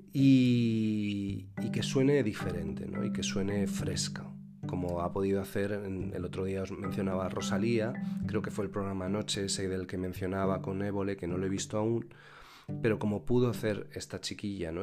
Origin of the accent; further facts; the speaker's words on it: Albelda, Spain; moved away; yo bailaba como danzador, que era en mi pueblo, eh, y que es la J de mi pueblo y las Jotas tradicionales de Albelda